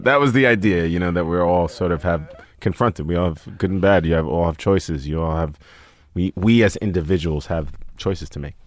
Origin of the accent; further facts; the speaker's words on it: New York City, New York, United States; moved away; I grew up in Staten Island, New York